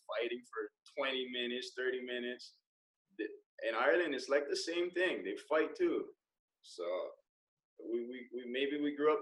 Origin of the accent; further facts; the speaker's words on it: Indonesia; moved away; also born or lived in Hawaii; I'm from Indonesia